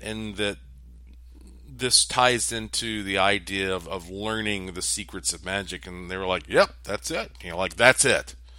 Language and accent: English; East Coast, United States; I grew up on the East Coast